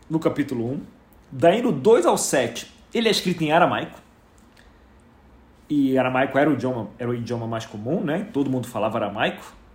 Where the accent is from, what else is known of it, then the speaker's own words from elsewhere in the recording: Rio de Janeiro, Brazil; Eu não posso dizer isso, porque eu vim do Rio de Janeiro, eu considero que eu sou um exilado de guerra.